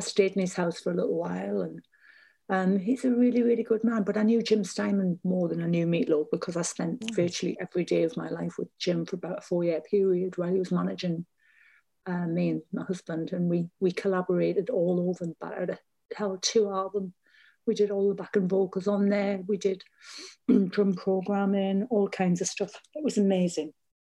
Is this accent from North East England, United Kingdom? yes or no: yes; North East England coast, United Kingdom; I performed with him in my hometown. He performed on the coast in an ice rink, because we didn't have a big arena back then.